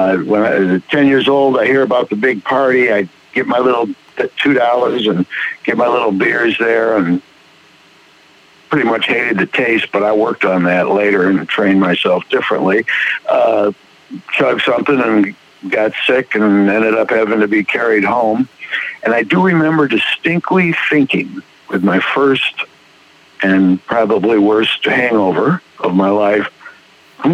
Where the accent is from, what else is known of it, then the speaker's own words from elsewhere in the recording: Detroit, Michigan, United States; also born or lived in New Mexico; now in Durham, United States; I live in Durham, North Carolina. I grew up originally in Detroit